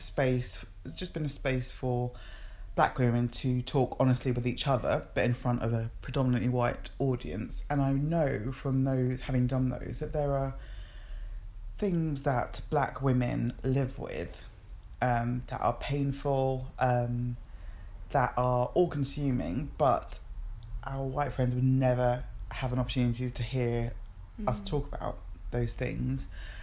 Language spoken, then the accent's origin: English; Nigeria; moved away; And it's really interesting for me as an immigrant as well, and as a Nigerian.